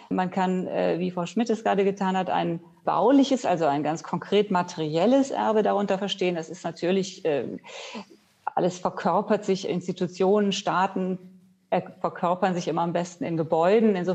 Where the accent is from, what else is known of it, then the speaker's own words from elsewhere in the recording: Rhineland, Germany; Wenn ich anfange äh, in meiner Kindheit, äh, ich komme ja aus dem Rheinland, da ist meine erste Assoziation gewesen, das preußisch Blau der preußischen Uniformen